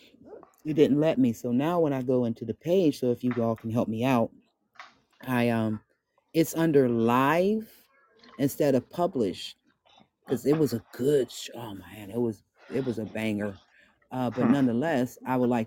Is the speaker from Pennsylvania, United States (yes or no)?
yes; Monongahela / Appalachia, Pennsylvania, United States; I was born in a project, raised in a project, got my first place in a project. But we're on the Appalachian Mountains, so I'm an Appalachian baby. You know, I was born off the Monongahela